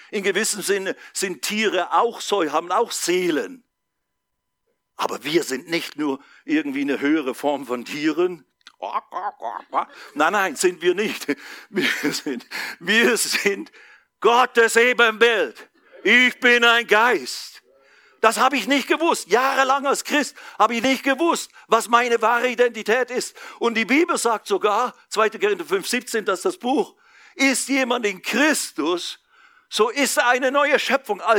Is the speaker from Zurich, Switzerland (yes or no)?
no; Basel, Basel-Stadt, Switzerland; weit weg vom Spießertum in Basel, Schweiz, wo ich herkomme, weit weg vom Schaffe, Schaffe, Häuslebau.